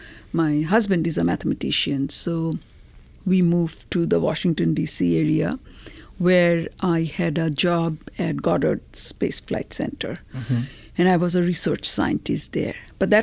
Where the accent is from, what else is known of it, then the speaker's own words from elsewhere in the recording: India; moved away as an adult; also born or lived in Colorado; now in United States; I was a graduate student in Boulder. I came from India, came to Colorado.